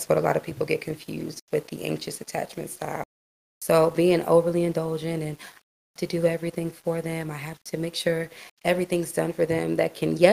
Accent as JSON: {"language": "English", "region": "Virginia", "country": "United States", "tie": "born or raised there", "also_born_or_lived": "Houston, Texas", "said": "I'm originally from Houston, Texas, but I was raised in Virginia"}